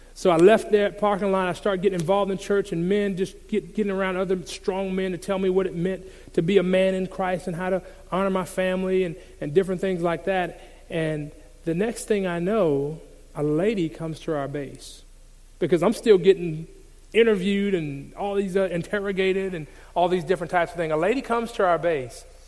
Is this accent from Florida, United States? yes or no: yes; Jacksonville, Florida, United States; I grew up in Jacksonville, Florida